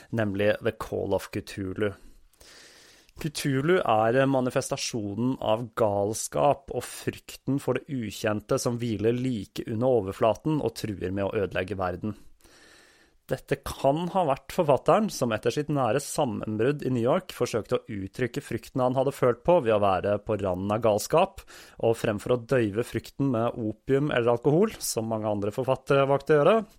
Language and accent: Norwegian; Oslo, Norway; plassen der jeg vokste opp